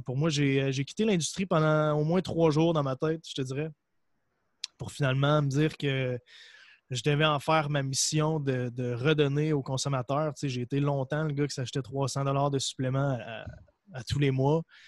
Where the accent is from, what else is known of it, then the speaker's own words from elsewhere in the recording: Percé, Quebec, Canada; also born or lived in Montreal; je viens d'un endroit en Gaspésie. en fait, je suis né à Montréal, puis euh, j'ai déménagé à l'âge de 5 ans en Gaspésie, dans un village qui s'appelle Percé